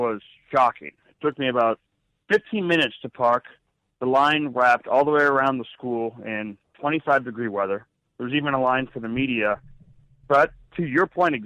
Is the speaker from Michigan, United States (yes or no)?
no; Massachusetts, United States; now in New Hampshire, United States; I grew up in Massachusetts